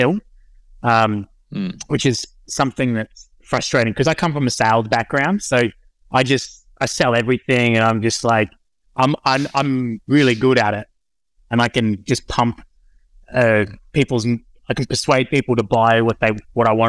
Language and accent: English; Sunshine Coast, Queensland, Australia; moved away; also born or lived in Penrith; I grew up on the Sunshine Coast